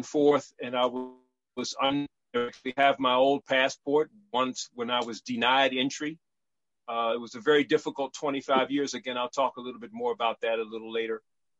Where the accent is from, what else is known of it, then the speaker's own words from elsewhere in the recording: Washington, District of Columbia, United States; moved away as an adult; now in Dimona, Israel; I was born and raised in Washington. Is that someone, was that Washington, D.C. falling? I was born in Washington, D.C.